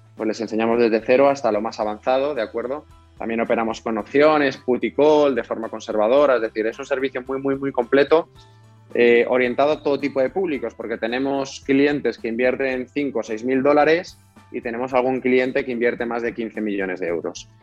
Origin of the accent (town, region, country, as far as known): Spain